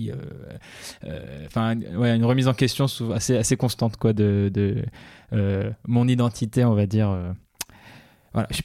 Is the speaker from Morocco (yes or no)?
yes; Casablanca, Casablanca-Settat, Morocco; now in France; Ah oui, je suis né et j'ai grandi au Maroc. Donc mon père est marocain et arabophone, on va dire sa langue maternelle c'est l'arabe. Ma mère est belge et sa langue euh, naturelle, sa langue maternelle c'est euh, le flamand, néerlandais quoi.